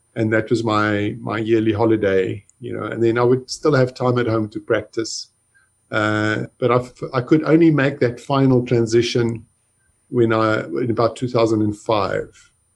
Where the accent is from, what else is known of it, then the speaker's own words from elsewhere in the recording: Johannesburg, Gauteng, South Africa; I grew up in Johannesburg in South Africa